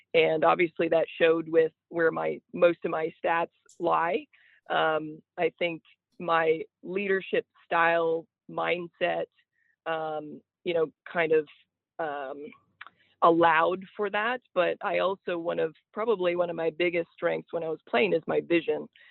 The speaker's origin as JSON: {"language": "English", "town": "Niagara Falls", "region": "Ontario", "country": "Canada", "tie": "born or raised there", "also_born_or_lived": "Alabama / Charleston, Illinois", "moved": "as an adult", "said": "me growing up in southern ontario uh, the niagara falls area"}